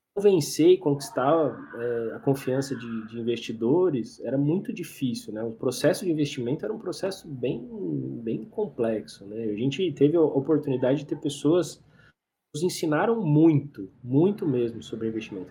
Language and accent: Portuguese; interior of São Paulo, Brazil; eu sou do interior de São Paulo